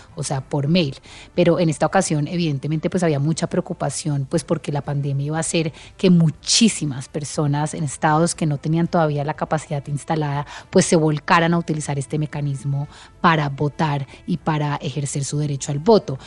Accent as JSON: {"language": "Spanish", "country": "Colombia", "said": "como colombianos"}